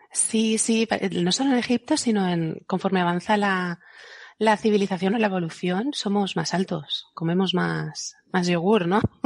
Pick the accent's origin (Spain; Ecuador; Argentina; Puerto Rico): Spain; yo que soy española